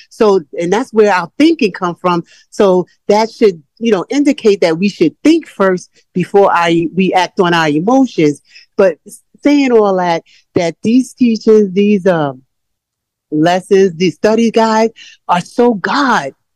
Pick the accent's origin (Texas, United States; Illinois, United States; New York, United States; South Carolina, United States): New York, United States; I'm from New York